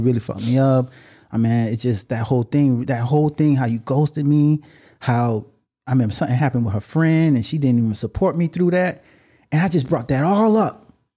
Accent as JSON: {"language": "English", "town": "Miami", "region": "Florida", "country": "United States", "said": "We're from Miami"}